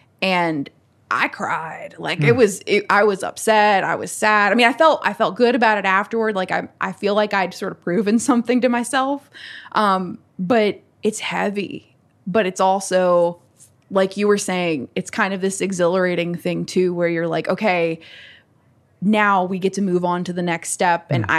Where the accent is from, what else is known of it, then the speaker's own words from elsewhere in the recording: Natural Bridge, Virginia, United States; Like even growing up in Natural Bridge, it's like I was raised mainly by my grandparents and my dad